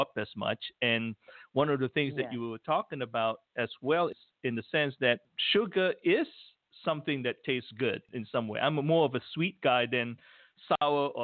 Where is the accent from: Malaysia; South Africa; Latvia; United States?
Malaysia; I grew up in Malaysia, I remember my mom would brew coffee every morning for me